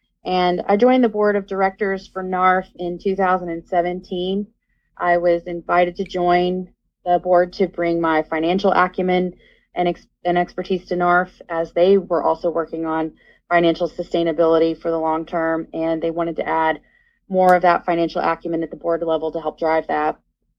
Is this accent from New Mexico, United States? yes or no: no; Cherokee Nation, Oklahoma, United States; So I was raised in the Cherokee Nation. I'm a Cherokee Nation citizen.